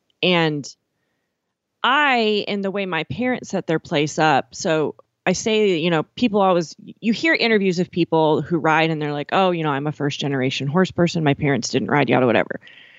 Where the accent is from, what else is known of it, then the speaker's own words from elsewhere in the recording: Miles City, Montana, United States; And it was 20 acres outside of Miles City, Montana.